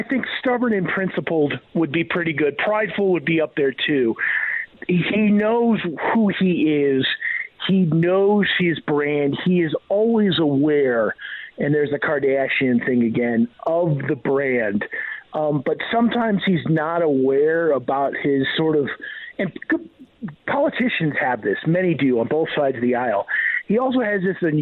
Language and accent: English; Iowa, United States; now in Denver, United States; growing up in Iowa. I grew up in, you know, Gopher from the Love Boat. I grew up in his district